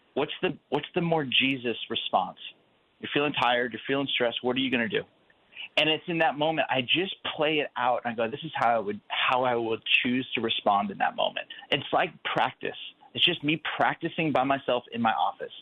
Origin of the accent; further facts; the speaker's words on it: California, United States; also born or lived in Chicago; now in Phoenix, United States; I'm originally from California, but I'm in Phoenix, Arizona.